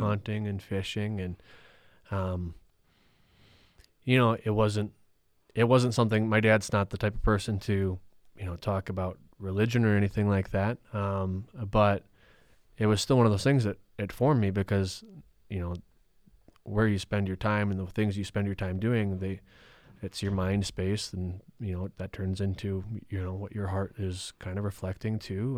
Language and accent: English; Rhinelander, Wisconsin, United States; I grew up in Rhinelander, Wisconsin